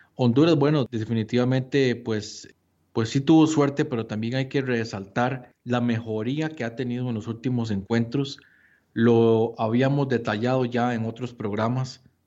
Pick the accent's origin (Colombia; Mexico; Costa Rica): Costa Rica; Nosotros como como costarricenses